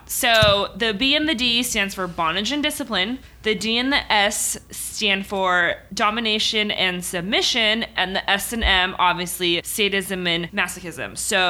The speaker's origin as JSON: {"language": "English", "country": "Philippines", "moved": "yes", "lives_now": "United States", "said": "Me being Filipino"}